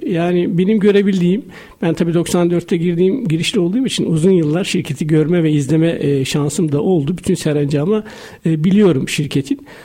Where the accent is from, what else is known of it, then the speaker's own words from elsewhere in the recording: Karamürsel, Kocaeli, Turkey; Ben Karamürsel Kocaeli doğumluyum.